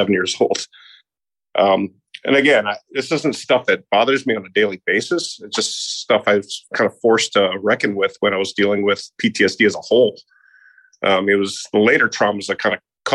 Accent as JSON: {"language": "English", "town": "Naperville", "region": "Illinois", "country": "United States", "tie": "born or raised there", "also_born_or_lived": "Hinsdale, Illinois", "moved": "yes", "lives_now": "Charleston, United States", "said": "I was born in Hinsdale, Illinois, but I grew up in Naperville"}